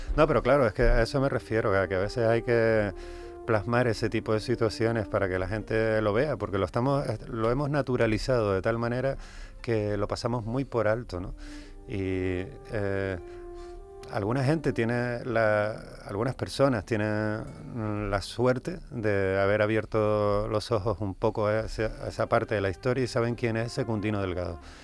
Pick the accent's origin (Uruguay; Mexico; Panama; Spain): Spain; Canary Islands; somos canarios todo el año